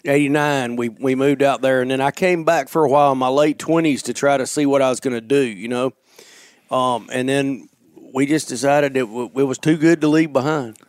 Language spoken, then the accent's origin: English; North Alabama, United States; moved away; growing up in Alabama